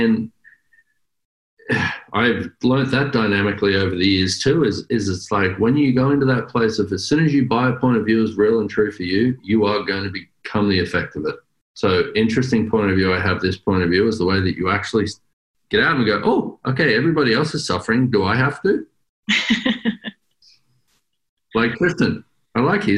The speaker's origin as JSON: {"language": "English", "country": "Australia", "accent": "Australian", "moved": "yes", "lives_now": "United States", "said": "I'm an Australian"}